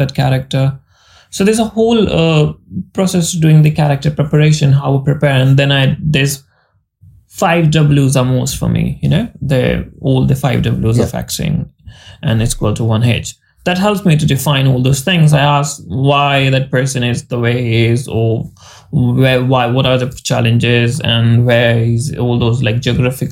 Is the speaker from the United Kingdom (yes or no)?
no; India; accent: Indian English; we have different accent because we all Indian